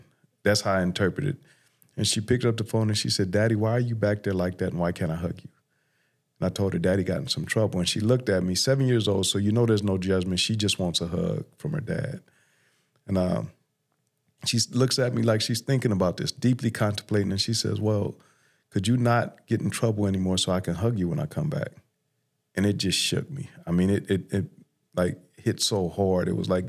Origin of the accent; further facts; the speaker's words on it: Los Angeles, California, United States; So I grew up in South LA or South Central, now known as South LA, in the 80s.